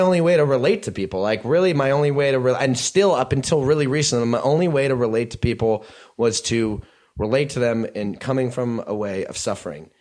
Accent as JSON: {"language": "English", "region": "New Jersey", "country": "United States", "tie": "born or raised there", "also_born_or_lived": "New York City"}